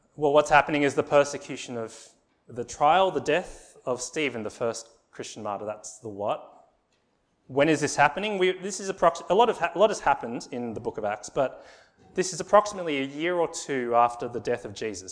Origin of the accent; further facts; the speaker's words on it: Sydney, New South Wales, Australia; I was born in Australia